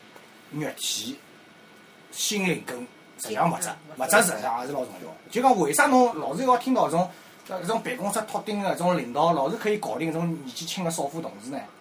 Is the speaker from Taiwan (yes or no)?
no; Fujian, China; accent: Fujian; 不。好意思哦，我讲有点福建口音。